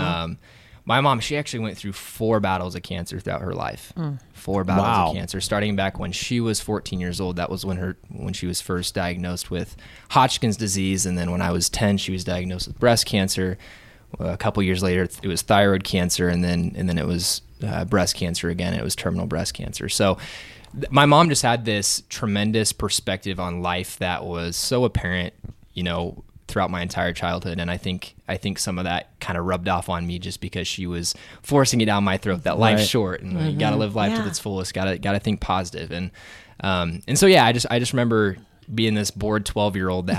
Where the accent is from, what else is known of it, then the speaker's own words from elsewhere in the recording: Waverly, Nebraska, United States; I am from Waverly.